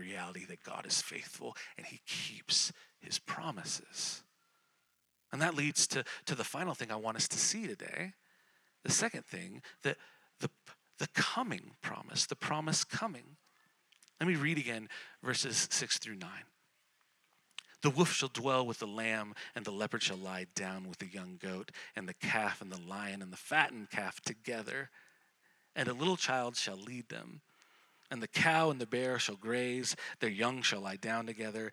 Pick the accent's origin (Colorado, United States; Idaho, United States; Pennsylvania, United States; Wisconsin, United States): Colorado, United States; Colorado Springs; I grew up in Colorado Springs